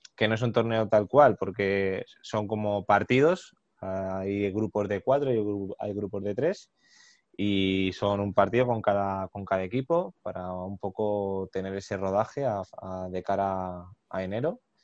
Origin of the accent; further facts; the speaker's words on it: Madrid, Community of Madrid, Spain; nosotros somos de Madrid